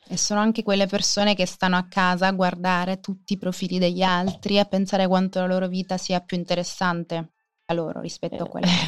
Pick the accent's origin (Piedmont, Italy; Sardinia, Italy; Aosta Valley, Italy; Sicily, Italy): Sicily, Italy; io sono nata in Sicilia, sono cresciuta in Sicilia